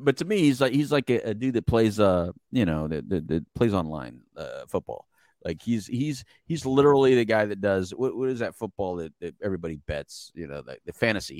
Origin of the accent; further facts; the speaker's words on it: El Paso, Texas, United States; also born or lived in Philadelphia, Pennsylvania; I am from El Paso, Texas. right? That's, that's home